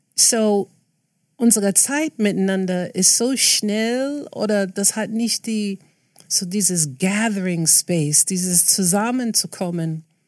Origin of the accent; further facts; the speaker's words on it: New York City, New York, United States; German is a second language; now in Berlin, Germany; ich bin aufgewachsen in Queens, New York